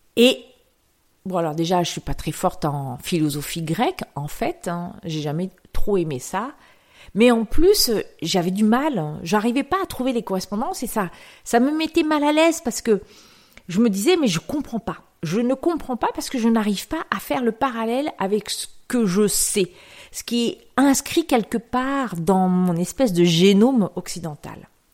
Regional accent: France; also born or lived in Aix-en-Provence; Je suis née en France. J'ai des parents français. J'ai des parents qui ont vécu à la campagne et j'ai vécu très longtemps à la campagne

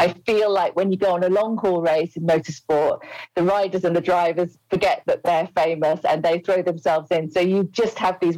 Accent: Wolverhampton, West Midlands, United Kingdom; I am from Wolverhampton.

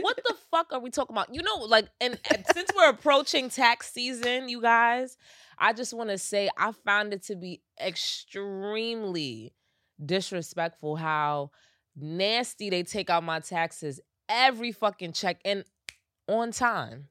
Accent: United States; I'm American

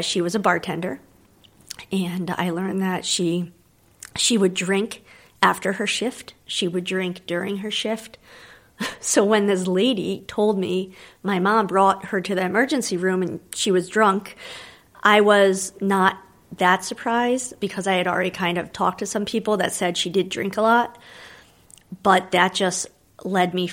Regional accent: New Jersey, United States; I was born in New Jersey

